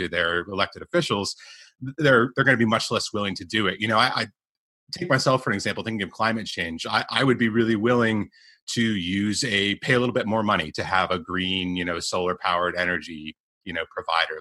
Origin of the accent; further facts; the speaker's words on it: United States; moved away; I'm American. I come from this, you know, land of the free sort of thing